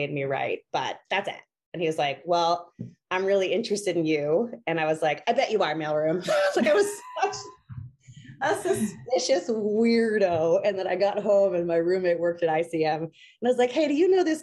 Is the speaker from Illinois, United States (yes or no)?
no; New Hampshire, United States; moved away as an adult; also born or lived in Los Angeles; I started properly dating outside of the state of New Hampshire when I was 25 years old in Los Angeles